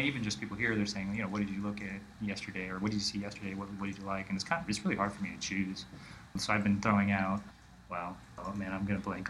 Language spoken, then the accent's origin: English; Honolulu, Hawaii, United States; I'm from Honolulu, Hawaii